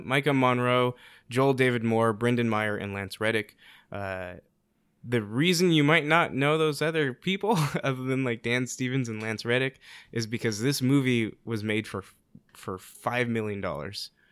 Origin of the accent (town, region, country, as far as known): South Korea; moved away